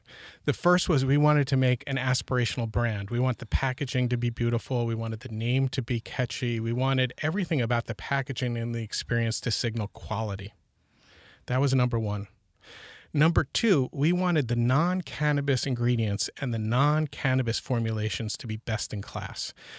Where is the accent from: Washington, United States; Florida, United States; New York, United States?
New York, United States; now in California, United States; We're originally from New York, and we moved to California in 2000.